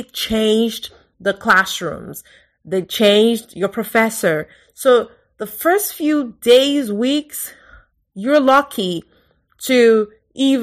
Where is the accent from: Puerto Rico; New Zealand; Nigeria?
Nigeria; Lagos; moved away as an adult; now in United States; I grew up in Lagos. I was born in Lagos